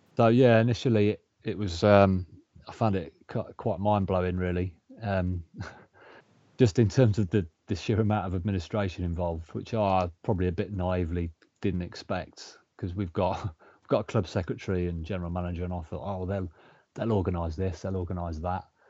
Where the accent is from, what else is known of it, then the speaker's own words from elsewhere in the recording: Coventry, West Midlands, United Kingdom; Born and, born and bred in Coventry